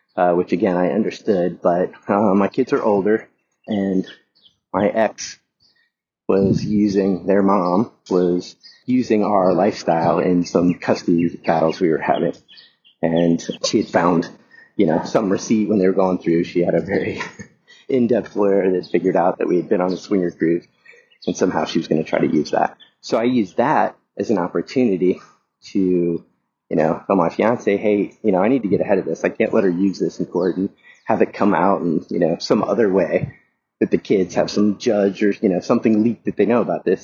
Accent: the South, United States; moved away; I grew up in the South in a fairly, very conservative family

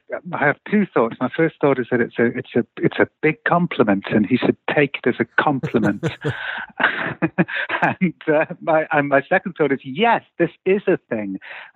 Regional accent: United Kingdom; when I grew up in Britain in the 60s and 70s

